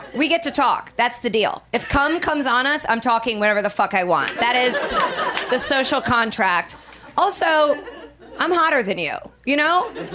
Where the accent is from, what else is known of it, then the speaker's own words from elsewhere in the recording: Midwest, United States; I'm from the Midwest.